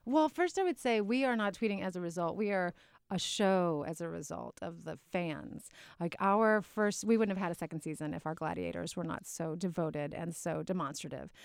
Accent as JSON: {"language": "English", "region": "North Carolina", "country": "United States", "said": "I'm from North Carolina, so being a Tar Heel"}